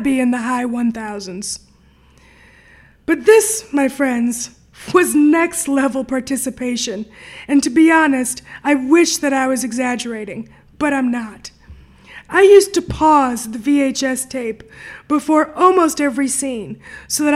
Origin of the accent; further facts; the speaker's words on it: New York City, New York, United States; moved away as an adult; now in Detroit, United States; I grew up on the Upper West Side of New York City in the 1980s